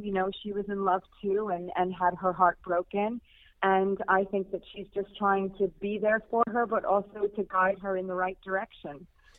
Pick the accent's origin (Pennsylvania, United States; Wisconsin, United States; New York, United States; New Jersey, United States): New York, United States; near where Kellerman's is set; accent: American twang; moved away as an adult; now in United Kingdom; I was born and raised in not far, actually, from where Kellerman's is set. But I've lived in the UK now for 24 years. I just never lost my twang. And I became a UK citizen 3 years ago. Still, I'm still an American at heart